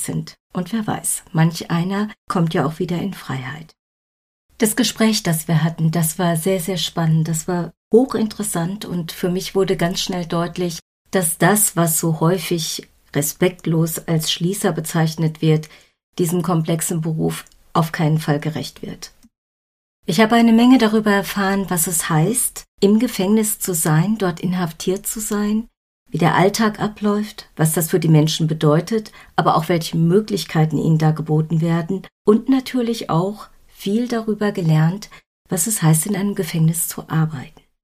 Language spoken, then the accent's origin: German; Soest, North Rhine-Westphalia, Germany; meiner Heimatstadt Soest